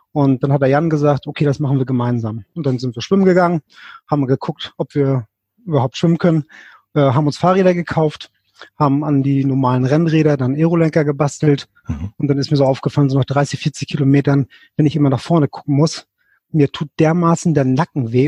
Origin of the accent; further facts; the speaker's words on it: Lübeck, Schleswig-Holstein, Germany; ich komme aus dem hohen Norden, aus dem schönen Lübeck. Mhm. Ähm, bin hier ähm, äh, geboren, zur Schule gegangen, habe hier studiert